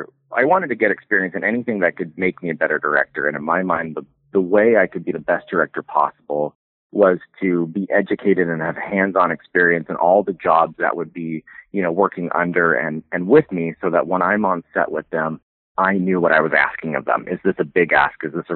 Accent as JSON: {"language": "English", "town": "Carson City", "region": "Nevada", "country": "United States", "tie": "born or raised there", "also_born_or_lived": "Canada", "said": "But I moved down to the States at 10 years old, and I grew up down in Carson City."}